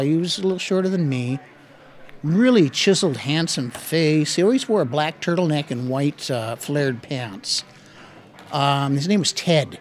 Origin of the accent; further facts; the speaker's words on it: Tacoma, Washington, United States; moved away as an adult; also born or lived in Seattle, Washington / Bellingham, Washington; I grew up in Parkland, right next to McCord Air Force Base